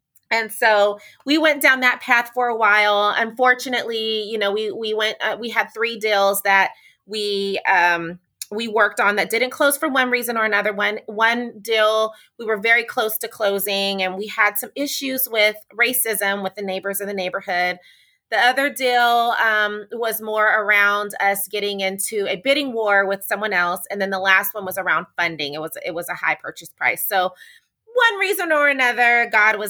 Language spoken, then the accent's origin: English; Sacramento, California, United States; moved away as an adult; also born or lived in San Diego, California; now in Charlotte, United States; I am born and raised in California, born in Sacramento, California